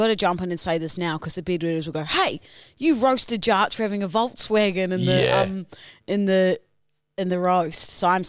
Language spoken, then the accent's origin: English; New Zealand; now in Australia; I'm a New Zealander.